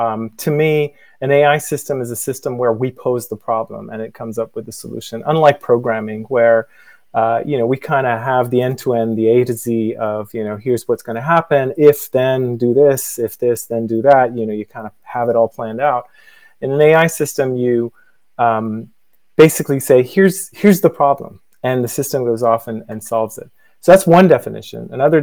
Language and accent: English; Dublin, California, United States; I'm from Dublin, the real Dublin, the one in California, as a joke.